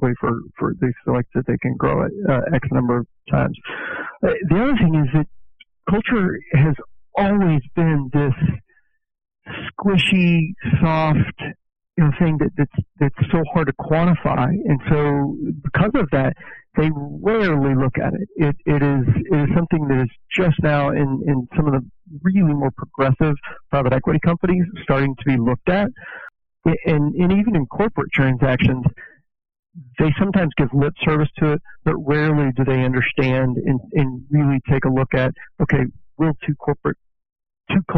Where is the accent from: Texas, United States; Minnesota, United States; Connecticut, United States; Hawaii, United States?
Texas, United States; Fort Worth; I'm originally from Fort Worth, born here, raised here, and absolutely love it.